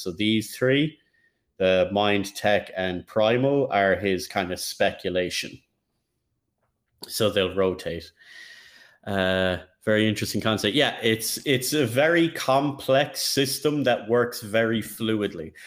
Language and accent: English; Ireland; As an Irishman